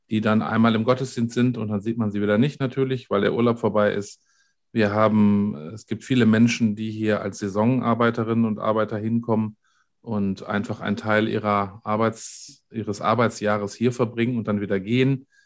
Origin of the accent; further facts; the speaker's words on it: North Rhine-Westphalia, Germany; wir sind beide aus dem Ruhrgebiet und waren da auch tätig.